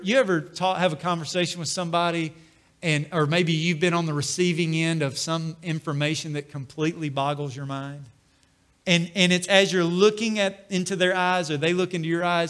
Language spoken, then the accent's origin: English; Corinth, United States; And I grew up in Corinth, which isn't far from here.